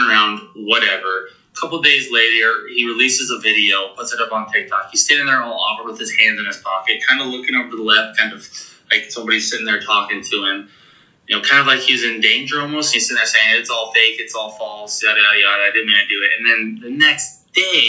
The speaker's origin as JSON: {"language": "English", "region": "Montana", "country": "United States", "tie": "born or raised there", "moved": "yes", "said": "my hometown of Montana. Not my hometown, but my home state of Montana"}